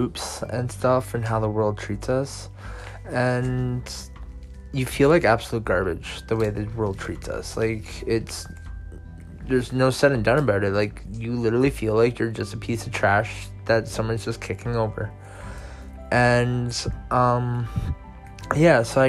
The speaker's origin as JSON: {"language": "English", "area": "near Toronto", "region": "Ontario", "country": "Canada", "said": "I am from Canada, near Toronto."}